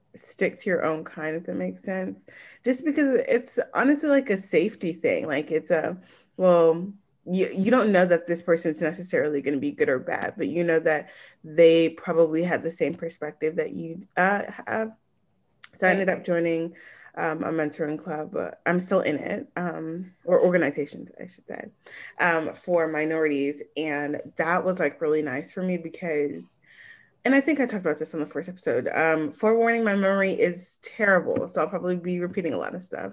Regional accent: Prince George's County, Maryland, United States; we're from Prince George's County, Maryland, which is a very, very diverse area

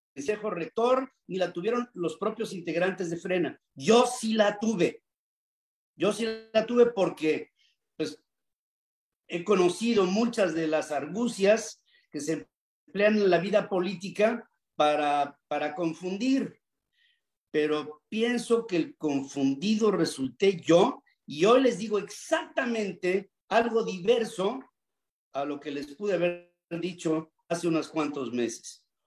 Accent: Mexico

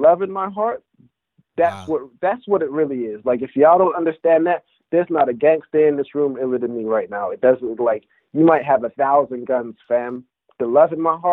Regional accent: England, United Kingdom; moved away; I grew up in England, listening to, you know, my family being Jamaican

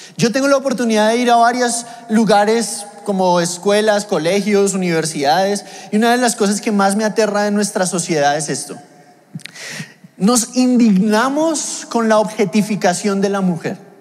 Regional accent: Mexico; moved away; yo vengo de México y en México pues a la gente le gusta la comida y las porciones grandes

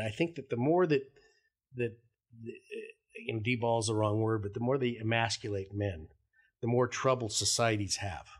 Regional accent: Denver, Colorado, United States; I grew up in Denver, Colorado.

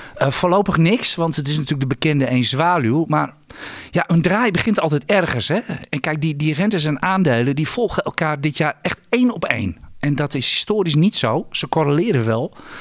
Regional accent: Netherlands; als Hollander.

